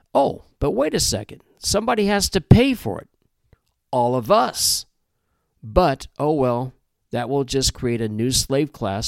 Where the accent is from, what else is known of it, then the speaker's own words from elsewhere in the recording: Midwest, United States; I grew up in the Midwest